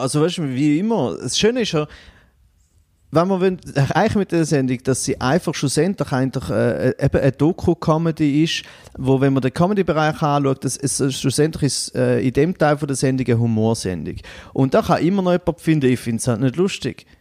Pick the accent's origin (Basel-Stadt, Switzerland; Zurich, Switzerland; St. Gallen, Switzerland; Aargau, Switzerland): St. Gallen, Switzerland; Goldach; now in Bern, Switzerland; ich komme aus Goldach ursprünglich am Bodensee, aus äh, Kanton St. Gallen, wohne jetzt aber zu Bern